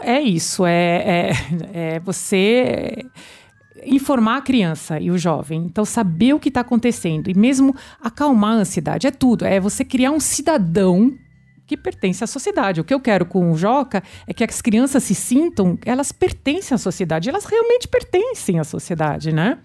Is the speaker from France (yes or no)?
yes; France; now in Brazil; na França, é, de onde eu sou também